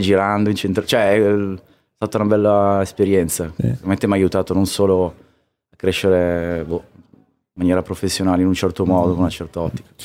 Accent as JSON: {"language": "Italian", "town": "Trieste", "region": "Friuli-Venezia Giulia", "country": "Italy", "moved": "as an adult", "lives_now": "Milan, Italy", "said": "io sono, vengo da Trieste e già, ah, cioè, eravamo lontani da tutto, lo siamo"}